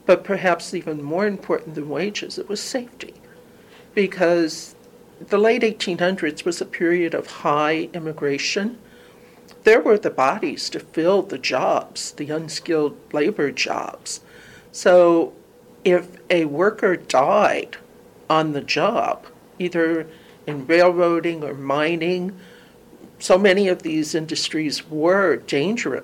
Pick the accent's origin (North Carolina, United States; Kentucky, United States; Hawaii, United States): Kentucky, United States; Louisville; moved away as an adult; now in Toledo, United States; I grew up in Louisville, Kentucky, moved here when I got my job at the library in 1978.